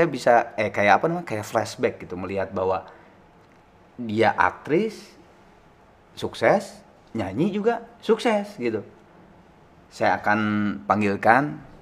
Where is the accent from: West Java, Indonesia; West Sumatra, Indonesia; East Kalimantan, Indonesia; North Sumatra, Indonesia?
North Sumatra, Indonesia; Medan; also born or lived in Haarlem, Netherlands; now in Jakarta, Indonesia; lahir itu di Harlem New York. Gede di tanah Karo Medan, berkarir di Jakarta.